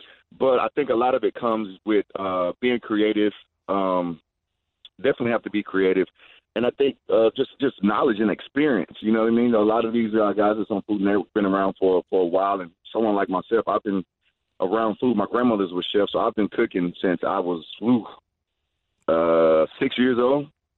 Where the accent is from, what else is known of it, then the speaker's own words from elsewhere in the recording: Georgia, United States; born there; I'm from the South. I was born in Georgia, so I don't have my fair share of chitlins.